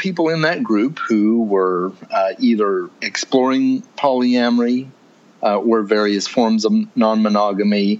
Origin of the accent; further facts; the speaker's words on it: Arizona, United States; I'm from Arizona